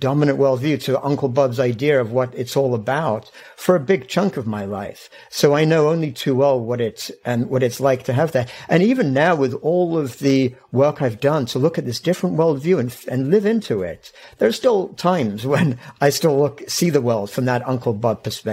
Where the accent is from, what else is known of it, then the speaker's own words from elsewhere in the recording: England, United Kingdom; I grew up in England.